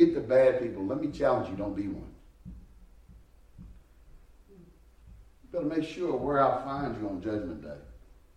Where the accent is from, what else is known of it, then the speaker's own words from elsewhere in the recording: United States; I love being an American